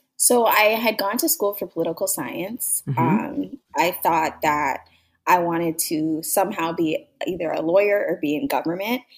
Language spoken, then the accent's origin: English; Mississauga, Ontario, Canada; also born or lived in Toronto; I was born in Toronto, Ontario, Canada. And I growing up, I was just a girl. We moved from the city, Toronto, to Mississauga